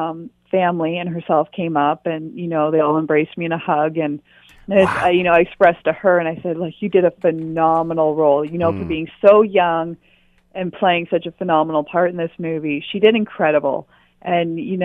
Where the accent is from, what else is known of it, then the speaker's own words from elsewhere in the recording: Perth County, Ontario, Canada; I grew up in Perth County